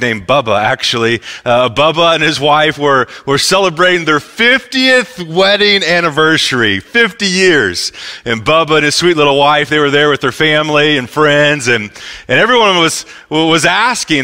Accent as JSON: {"language": "English", "region": "Midwest", "country": "United States", "said": "I'm from the Midwest"}